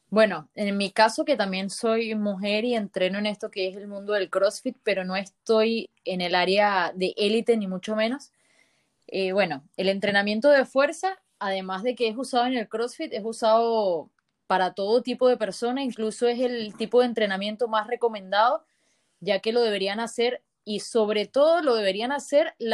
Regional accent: Venezuela; also born or lived in Lechería, Venezuela; now in La Serena, Chile; Nosotros somos venezolanos, eh, vivíamos en Lechería y ahora tenemos un año y medio viviendo acá en La Serena, en Chile

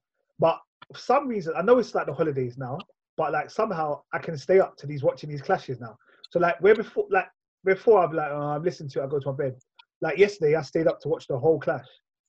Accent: Kingston, Jamaica; No, I'm from Kingston, man. I'm from Kingston.

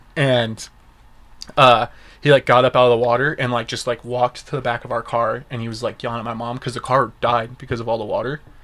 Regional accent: Las Vegas, Nevada, United States; when we were growing up in Vegas

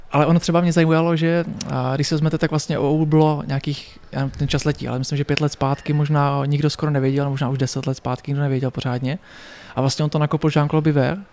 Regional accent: Pardubice, Pardubice Region, Czechia; v Pařimovi, odkud pocházím

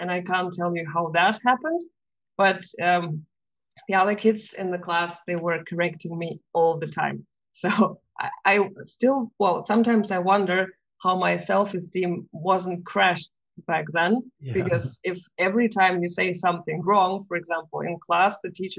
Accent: Latvia; first language Russian; English is a second language; also born or lived in Germany; So I'm originally from Latvia, so I had to speak two languages already.

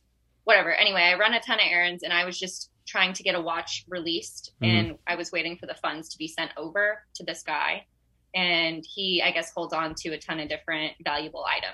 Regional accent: the South, United States; I'm from the South

